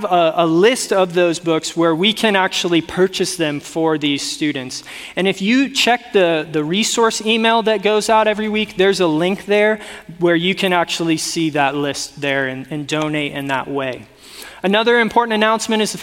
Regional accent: South Florida, United States; now in Northern California, United States; I grew up in, again, South Florida, not even like North Florida.

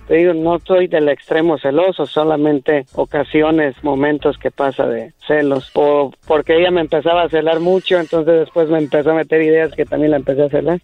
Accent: Puebla, Mexico; moved away; nací en Puebla

